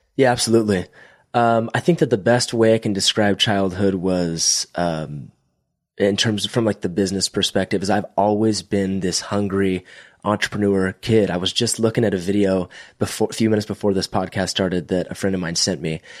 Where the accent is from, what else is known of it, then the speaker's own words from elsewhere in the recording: Visalia, California, United States; I'm from Visalia, California, which is about an hour between Bakersfield and Fresno